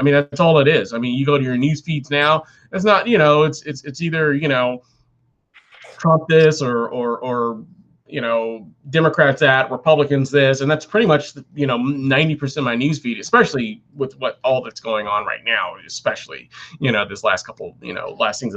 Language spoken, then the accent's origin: English; United States; I'm American